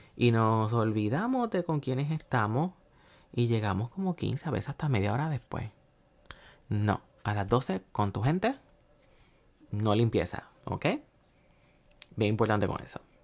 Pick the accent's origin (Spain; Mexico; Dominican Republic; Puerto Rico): Puerto Rico; yo soy de Puerto Rico